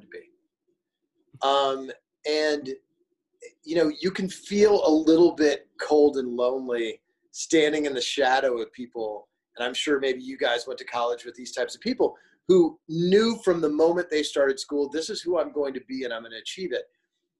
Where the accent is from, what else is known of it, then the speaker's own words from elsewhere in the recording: Springfield, Illinois, United States; moved away; also born or lived in Flint, Michigan / Chicago; I grew up in Springfield, Illinois